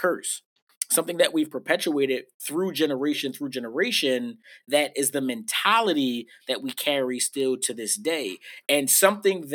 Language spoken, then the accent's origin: English; Philadelphia, Pennsylvania, United States; I was raised in West Philly